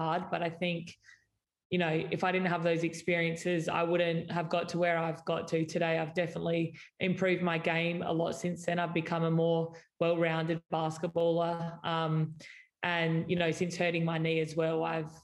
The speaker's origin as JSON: {"language": "English", "town": "Adelaide", "region": "South Australia", "country": "Australia", "tie": "born or raised there", "said": "I grew up in Adelaide, I used to watch the Adelaide Lightning"}